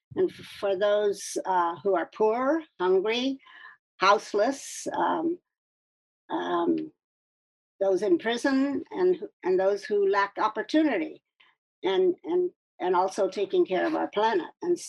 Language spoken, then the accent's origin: English; California, United States; also born or lived in Ningbo, China / Washington State; I was born in Ningpo in East China in 1936. So that makes me 86 years old. Most people think I'm in my 60s or 70s. My father was a medical missionary. And we left China in 1948, and I grew up in California and Washington State.